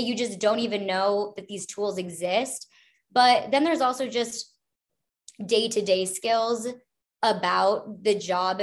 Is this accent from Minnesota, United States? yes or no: yes; Minnesota, United States; also born or lived in Los Angeles; now in Chicago, United States; I grew up in the Midwest, so I'm originally from Minnesota